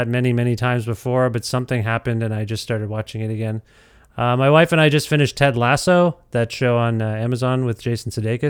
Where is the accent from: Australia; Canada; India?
India; Yeah, well, I grew up, I'm Indian, and so I grew up eating samosas.